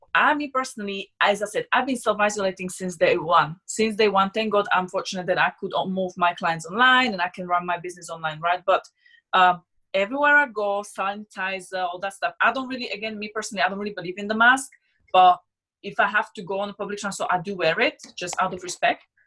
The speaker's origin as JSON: {"language": "English", "country": "Slovakia", "also_born_or_lived": "Switzerland", "second_language": "English", "moved": "as an adult", "lives_now": "London, United Kingdom", "said": "I'm from Slovakia"}